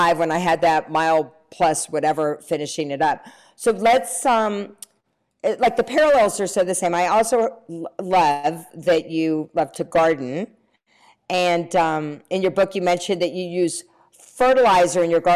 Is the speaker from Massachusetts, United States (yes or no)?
no; North Carolina, United States; I'm from the South, I'm from North Carolina